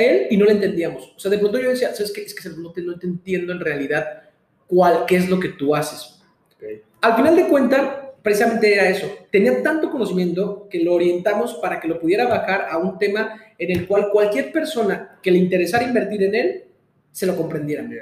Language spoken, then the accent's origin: Spanish; Mexico; soy mexicano